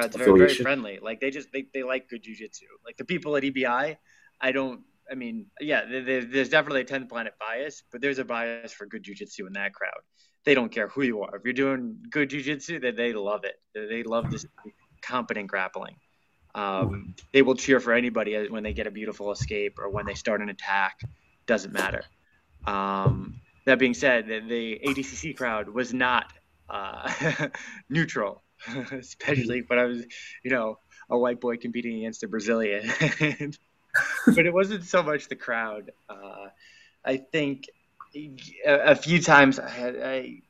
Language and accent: English; Smithtown, New York, United States; I grew up on Long Island